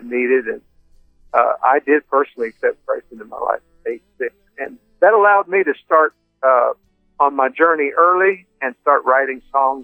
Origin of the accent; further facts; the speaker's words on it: Windsor, Ontario, Canada; I was born in Windsor, Ontario